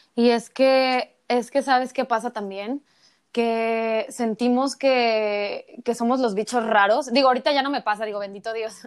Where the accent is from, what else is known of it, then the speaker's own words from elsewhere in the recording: Acapulco, Guerrero, Mexico; en el kinder, en Acapulco, porque yo soy de Acapulco